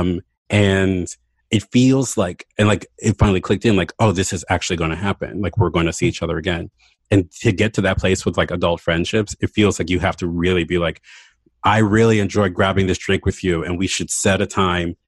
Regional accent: Baltimore, Maryland, United States; moved away as an adult; also born or lived in Philadelphia; I moved to Baltimore back home 2 years ago for David's job

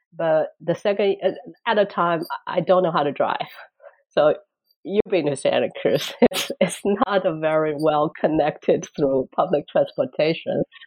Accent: Shanghai, China; moved away as an adult; now in Boston, United States; I came from Shanghai. actually born in Shanghai. went to college in Shanghai. Kind of never left the town until I graduated college

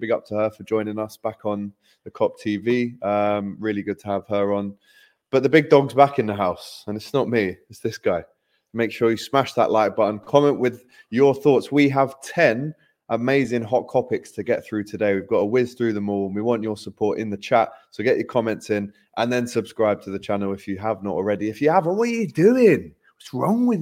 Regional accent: London, United Kingdom; I am from London

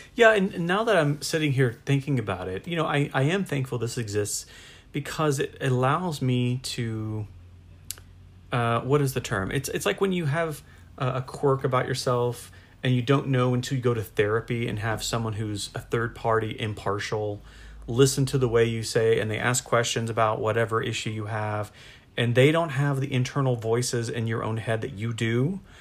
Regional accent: United States; I'm American

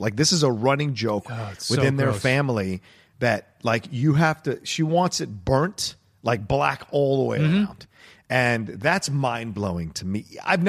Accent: East Coast, United States; I'm from the East Coast.

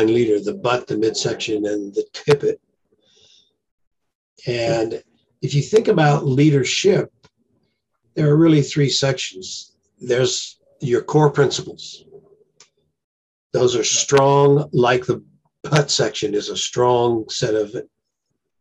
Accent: Myrtle Creek, Oregon, United States; also born or lived in Roseburg, Oregon; I was born in Oregon, right near a small stream, and we used to fish as kids, and my dad fished and my brothers fished, so I kind of grew up with it.

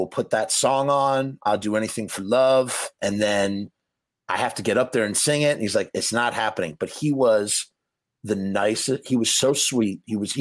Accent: Scarsdale, New York, United States; I am born and raised Scarsdale

